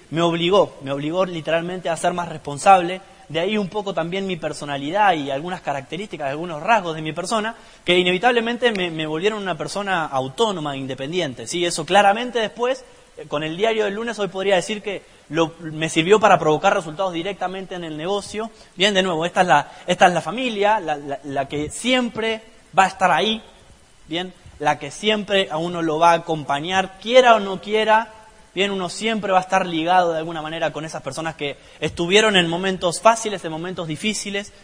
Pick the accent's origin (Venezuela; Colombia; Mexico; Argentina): Argentina; La Plata, Buenos Aires Province; Hace 26 años nací en la ciudad de La Plata